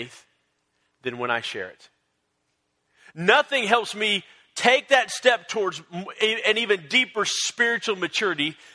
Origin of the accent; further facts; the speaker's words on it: San Antonio, Texas, United States; I grew up in San Antonio